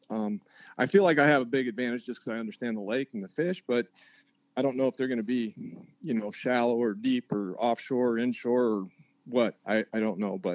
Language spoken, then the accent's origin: English; Wyoming, United States; my childhood best friend growing up in Wyoming lives in Columbia, South Carolina.